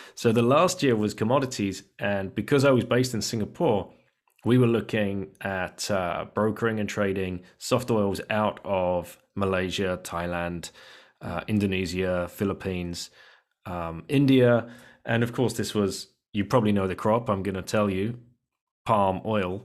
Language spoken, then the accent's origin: English; United Kingdom; we're British.